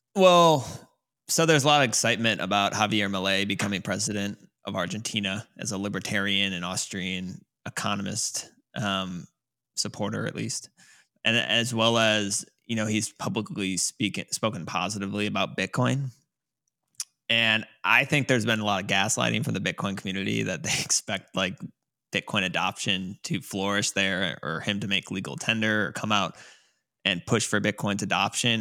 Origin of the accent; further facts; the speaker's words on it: United States; as an American